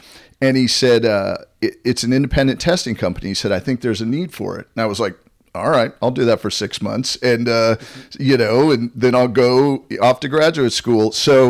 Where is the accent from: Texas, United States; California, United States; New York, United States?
California, United States; San Jose; I was born in San Jose, California, as was my father. My grandfather came over from Italy, and they ended up immigrating and ended up in San Jose due to the fact that that's where the Italians could work.